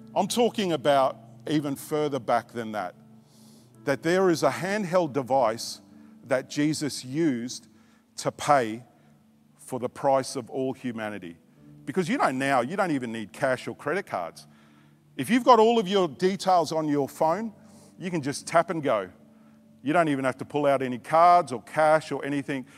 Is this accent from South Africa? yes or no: no; Australia; also born or lived in Tonga; I was born in Tonga, but I was raised in Australia